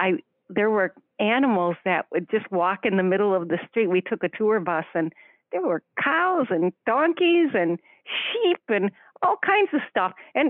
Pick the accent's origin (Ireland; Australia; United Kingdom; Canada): Ireland; I'm Irish, well, half Irish, half German